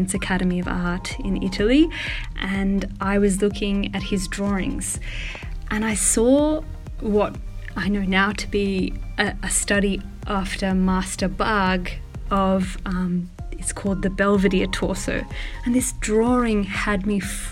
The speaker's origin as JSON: {"language": "English", "country": "Australia", "tie": "born or raised there", "also_born_or_lived": "Melbourne", "said": "I am Australian and I was born and raised in a very, what would be considered by most as a really remote community on a farm out in like, not outback, but like the bush, the Australian bush"}